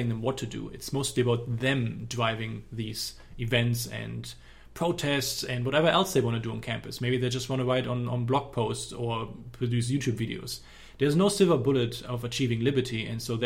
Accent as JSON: {"language": "English", "country": "Germany", "accent": "German", "said": "I don't have a Texan accent. My accent is from Germany"}